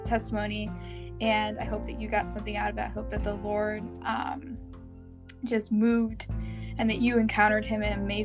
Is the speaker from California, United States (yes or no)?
no; Michigan, United States; I am from Michigan